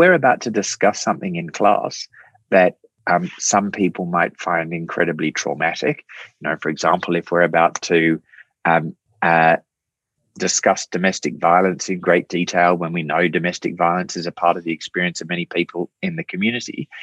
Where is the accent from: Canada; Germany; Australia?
Australia; Australians, we're a funny people, Australia.